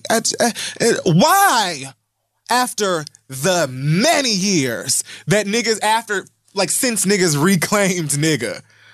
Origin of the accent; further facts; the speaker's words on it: Miami, Florida, United States; I'm also from Miami